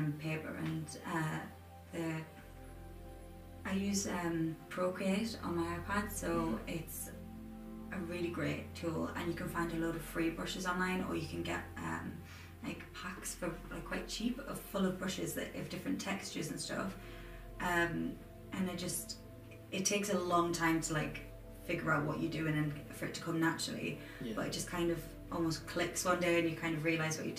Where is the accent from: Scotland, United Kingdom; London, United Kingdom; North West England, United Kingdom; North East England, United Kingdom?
North East England, United Kingdom; Durham; also born or lived in Manchester; I'm from Durham